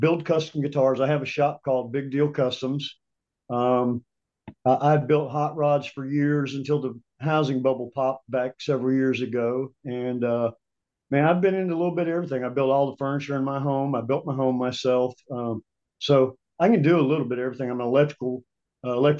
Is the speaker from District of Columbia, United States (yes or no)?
no; northeast Ohio, United States; now in Alabama, United States; I grew up in a farm in Ohio